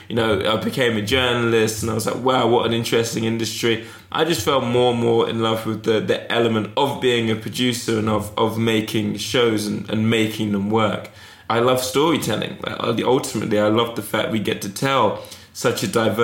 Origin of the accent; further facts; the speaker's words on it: Eastbourne, South East England, United Kingdom; also born or lived in Toronto; now in London, United Kingdom; I was growing up in Eastbourne.